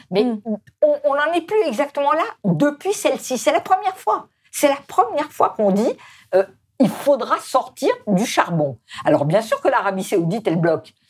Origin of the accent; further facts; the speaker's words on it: France; chez nous en France